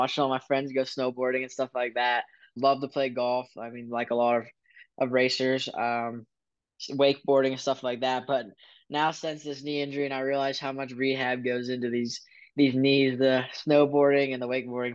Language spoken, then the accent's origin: English; Pennsylvania, United States; I'm from Pennsylvania